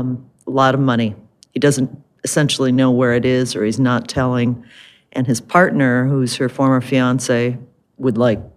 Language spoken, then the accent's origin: English; Michigan, United States; also born or lived in New York; now in Livingston, United States; I've lived in Livingston, Montana for 30 years. I've lived in other places too. I lived in New York. I grew up in Michigan.